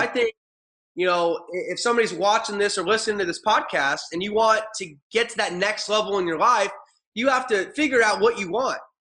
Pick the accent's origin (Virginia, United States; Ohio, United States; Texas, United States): Ohio, United States; moved away as an adult; also born or lived in Arizona; I grew up in Ohio